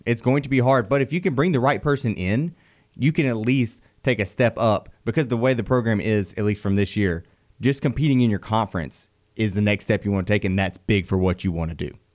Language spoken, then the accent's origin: English; Beulah, Alabama, United States; growing up in Beulah up there close to Valley